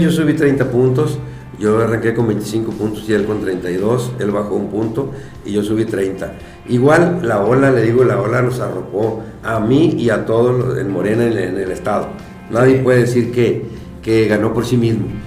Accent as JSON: {"language": "Spanish", "town": "Guasave", "region": "Sinaloa", "country": "Mexico", "tie": "born or raised there", "also_born_or_lived": "Guadalupe, Chihuahua", "lives_now": "Guamúchil, Mexico", "said": "soy de de Guadalupe Chihuahua, nací allá, luego mi familia bajó a Palo Blanco, a Guasave, ahí estudié la secundaria"}